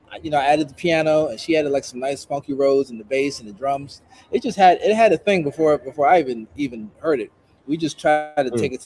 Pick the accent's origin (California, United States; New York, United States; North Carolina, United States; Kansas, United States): New York, United States; I grew up in New York listening to WBLS and Frankie Crocker.